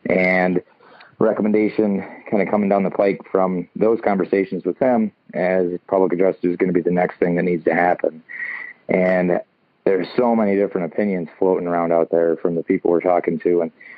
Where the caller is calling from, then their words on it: Michigan, United States; Just north of Lansing.